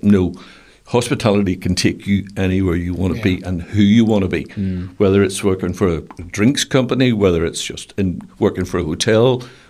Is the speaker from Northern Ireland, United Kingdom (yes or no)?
yes; Belfast, Northern Ireland, United Kingdom; when I grew up in Stockman's Lane, I mean, was, you know, just a, well, it was classed as being out in the country. Uh-huh. But, you know, sort of West Belfast.